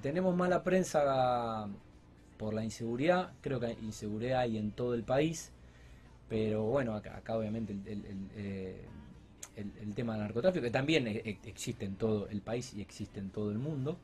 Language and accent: Spanish; Rosario, Santa Fe, Argentina; nuestra ciudad